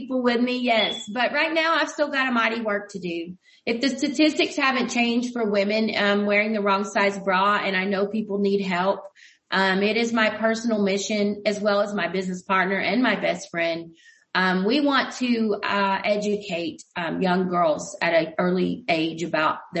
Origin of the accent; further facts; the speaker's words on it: United States; we as American people